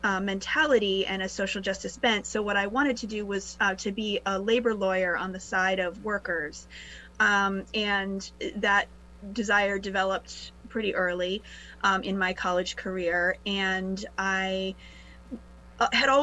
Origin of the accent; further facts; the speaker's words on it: Rhode Island, United States; I grew up in Rhode Island